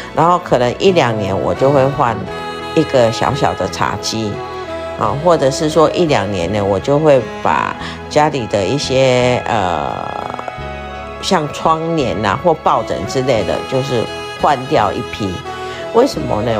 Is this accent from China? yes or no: no; Taiwan; 我们台湾人